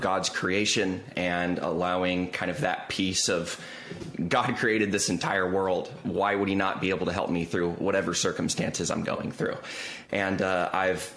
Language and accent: English; Southern California, United States; moved away; growing up in SoCal